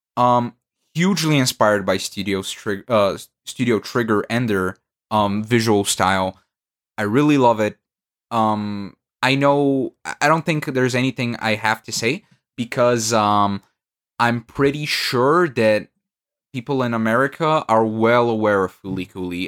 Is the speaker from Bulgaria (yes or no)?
yes; Bulgaria; English is a second language; I'm from Bulgaria